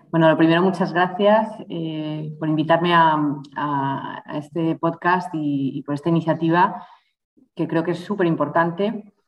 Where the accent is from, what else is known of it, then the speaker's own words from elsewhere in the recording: Spain; moved away as an adult; also born or lived in Brussels / Mexico / Mozambique; en los veranos iba mucho al extranjero y siempre era la española